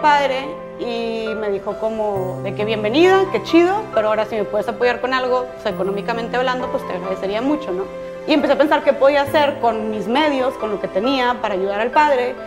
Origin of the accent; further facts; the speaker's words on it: Monterrey, Nuevo León, Mexico; yo soy de Monterrey